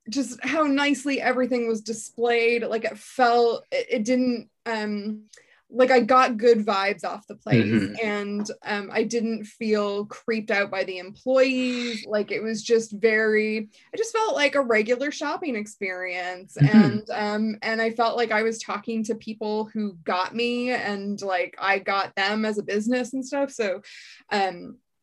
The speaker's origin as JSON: {"language": "English", "town": "Seattle", "region": "Washington", "country": "United States", "moved": "as an adult", "lives_now": "Dublin, Ireland", "said": "I'm from Seattle originally"}